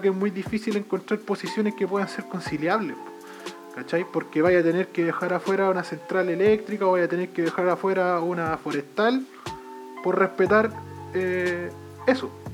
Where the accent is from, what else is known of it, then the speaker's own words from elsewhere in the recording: Chile; nosotros como pueblo chileno